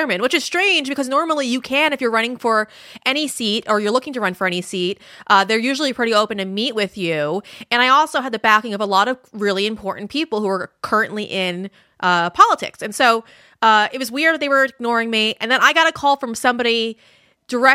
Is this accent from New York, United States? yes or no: yes; Suffolk County, Long Island, New York, United States; moved away as an adult; also born or lived in Nassau County, New York; So I am actually from Nassau. Well, technically, it's Suffolk County, but I'm right next to it